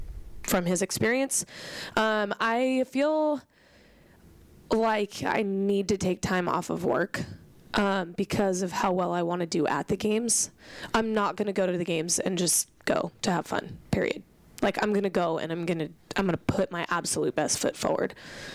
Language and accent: English; Norway; Hey, I want to go. I'm from Norway. I've got pride.